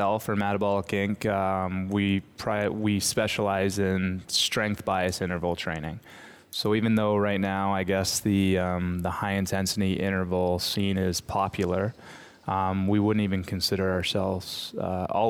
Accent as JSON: {"language": "English", "town": "St. Catharines", "region": "Ontario", "country": "Canada", "tie": "born or raised there", "said": "Home, St. Catharines, Ontario."}